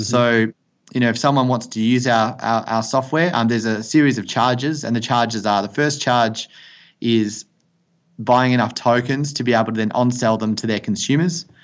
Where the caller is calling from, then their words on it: Perth, Western Australia, Australia; I'm calling you from Perth in Western Australia